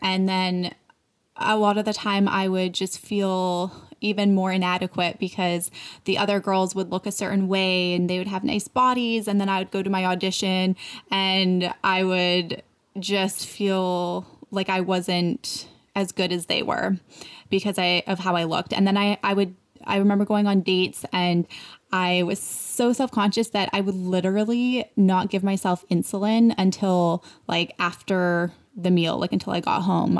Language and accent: English; Canada; moved away as an adult; now in United States; I'm like from Canada, but I have dual citizen